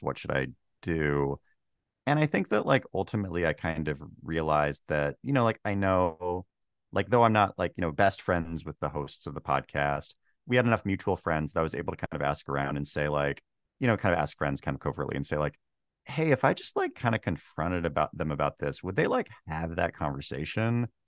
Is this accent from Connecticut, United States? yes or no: no; Washington, United States; moved away; also born or lived in Los Angeles; I grew up in the Twilight of Preservation, Washington State